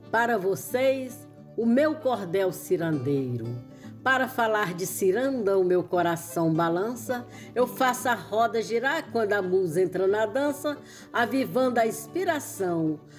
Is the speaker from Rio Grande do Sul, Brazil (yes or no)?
no; Poeiras, Ceará, Brazil; Eu nasci em Poeiras, terra boa é meu lugar. Sou cearense da gema, tenho orgulho de falar.